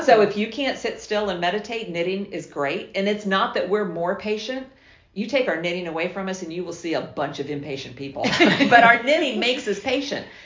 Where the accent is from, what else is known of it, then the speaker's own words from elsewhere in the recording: South Florida, United States; moved away as an adult; also born or lived in Quitman, Georgia; I'm from South Florida